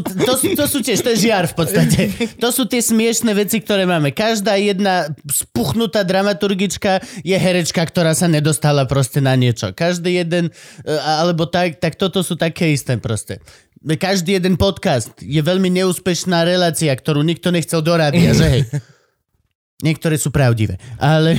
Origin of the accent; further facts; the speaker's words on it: Banská Štiavnica, Banská Bystrica Region, Slovakia; Banská šťavnica, born and raised. A nie, narodil som sa v Bystrici